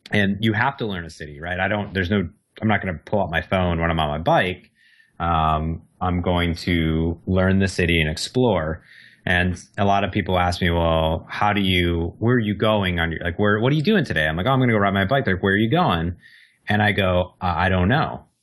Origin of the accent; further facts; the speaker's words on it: Midwest, United States; me and my sister were very similar growing up in the Midwest